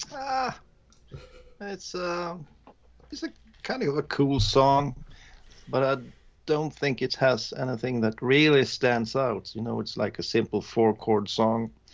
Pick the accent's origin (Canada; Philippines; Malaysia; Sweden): Sweden; English is a second language